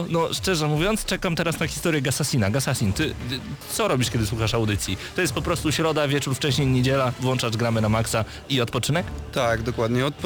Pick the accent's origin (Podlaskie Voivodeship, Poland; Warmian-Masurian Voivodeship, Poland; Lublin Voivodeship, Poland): Podlaskie Voivodeship, Poland; now in Geneva, Switzerland; na co dzień mieszkam w Genewie, ale pochodzę z Podlasia.